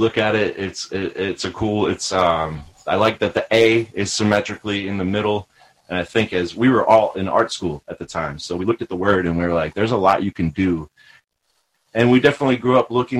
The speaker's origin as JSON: {"language": "English", "region": "Maryland", "country": "United States", "also_born_or_lived": "Savannah, Georgia", "moved": "as an adult", "said": "I'm originally from Maryland"}